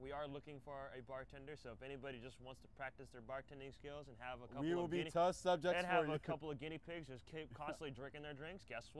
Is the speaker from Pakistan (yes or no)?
no; Midwest, United States; I'm from the Midwest.